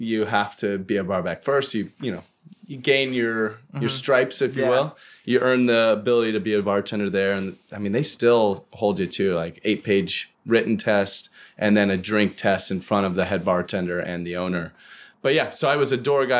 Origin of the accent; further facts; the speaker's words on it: Colorado, United States; moved away; I grew up in Colorado